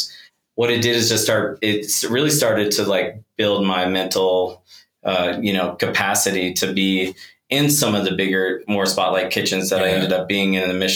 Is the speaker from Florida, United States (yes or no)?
no; Oklahoma, United States; moved away as an adult; I grew up in Oklahoma and that's like, you know, I left pretty much the day after high school